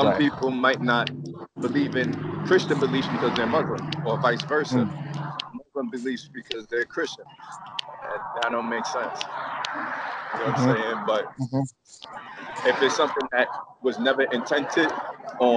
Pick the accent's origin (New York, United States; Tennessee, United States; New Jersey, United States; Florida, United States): New York, United States; Long Island; also born or lived in Queens; we grew up together in Long Island